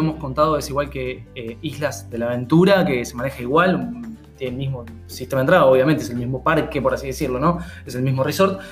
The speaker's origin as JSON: {"language": "Spanish", "country": "Argentina", "also_born_or_lived": "Buenos Aires", "said": "nosotros somos argentinos, estamos en Buenos Aires."}